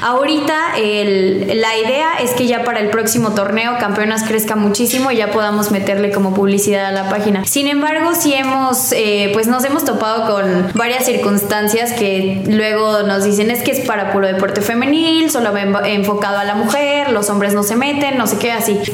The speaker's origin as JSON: {"language": "Spanish", "town": "León", "region": "Guanajuato", "country": "Mexico", "tie": "born or raised there", "also_born_or_lived": "Colima, Mexico", "said": "Este, ya cuando tenía como dos años nos vinimos a, aquí a León"}